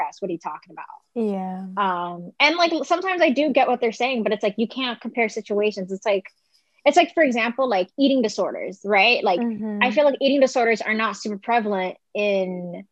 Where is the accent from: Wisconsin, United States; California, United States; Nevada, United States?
Nevada, United States; Las Vegas; moved away as an adult; now in New York, United States; I grew up in Vegas, but I moved to New York when I was going to school.